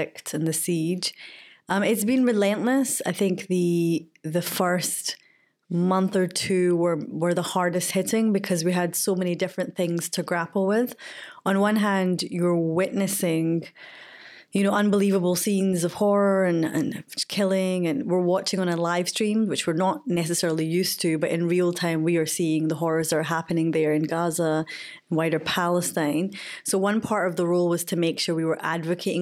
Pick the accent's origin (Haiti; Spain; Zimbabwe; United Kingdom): United Kingdom; Glasgow, Scotland; Born and raised in Glasgow